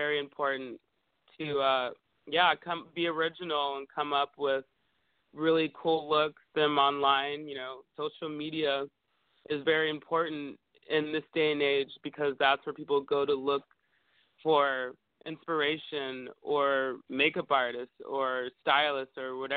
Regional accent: Bay Area, California, United States; now in Los Angeles, United States; I grew up in the Bay Area, and I think in San Francisco and Oakland

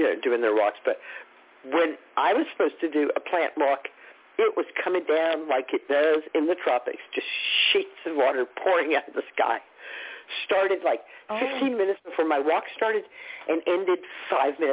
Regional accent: New York, United States; we're from New York

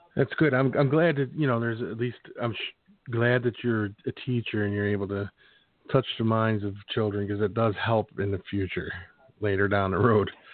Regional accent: Philadelphia, Pennsylvania, United States; moved away as an adult; also born or lived in Phoenix, Arizona; I was born and raised in Philadelphia

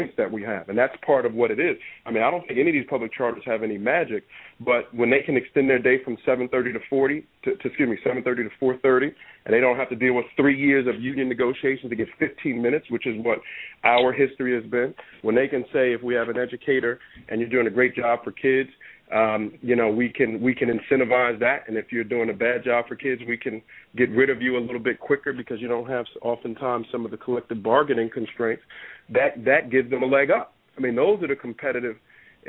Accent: Newark, New Jersey, United States; I grew up in Newark. I grew up like most kids grew up in Newark

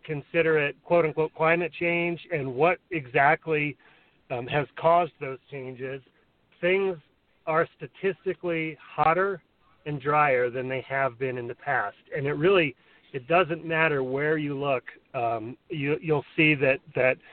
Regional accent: Santa Fe, New Mexico, United States; growing up in Santa Fe, like I said, in the 70s and the 80s

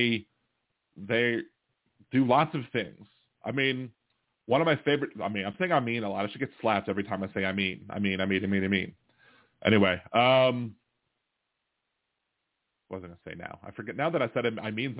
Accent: Baltimore, Maryland, United States; now in New Orleans, United States; I was raised in Baltimore, so I'm still a Baltimore Orioles fan.

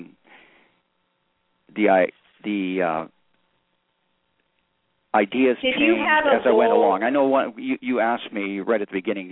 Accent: Western Canada, Canada; moved away as an adult; now in United States; I grew up in Western Canada, went to graduate school at Harvard and MIT, married an American, ultimately became an American citizen, and have lived here for the last 40 years.

